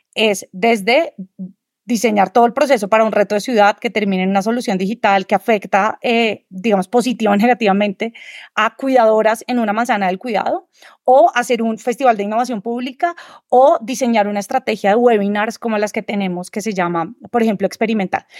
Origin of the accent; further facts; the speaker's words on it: Colombia; Yo soy diseñadora colombiana